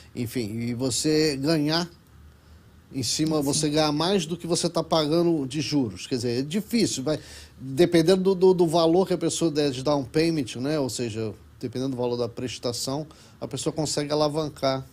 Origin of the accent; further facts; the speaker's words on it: Rio de Janeiro, Brazil; moved away as an adult; also born or lived in Kuala Lumpur, Malaysia; now in Miami, United States; eu sou carioca, sou carioca.